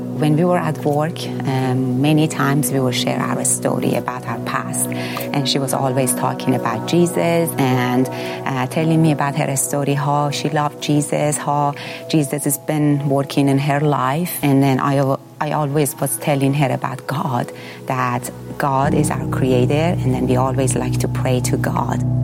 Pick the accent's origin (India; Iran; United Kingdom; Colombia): Iran; moved away as an adult; I grew up in Muslim family